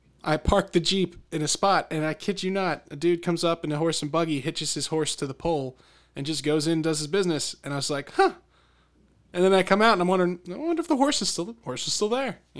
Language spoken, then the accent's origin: English; Bucks County, Pennsylvania, United States; I grew up in Bucks County here in Pennsylvania